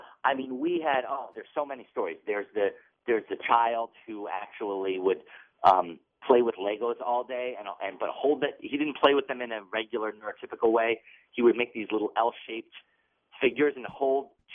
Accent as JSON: {"language": "English", "region": "Massachusetts", "country": "United States", "tie": "born or raised there", "said": "my home state of Massachusetts"}